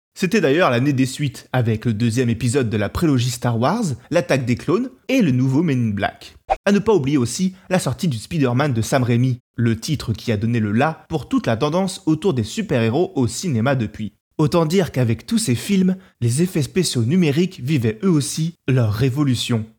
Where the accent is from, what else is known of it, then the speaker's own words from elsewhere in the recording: France; chez nous en France